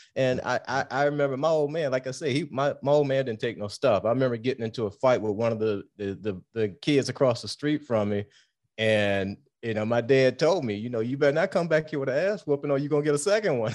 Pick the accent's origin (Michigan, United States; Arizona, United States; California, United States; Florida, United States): Michigan, United States; Detroit; We grew up in Detroit.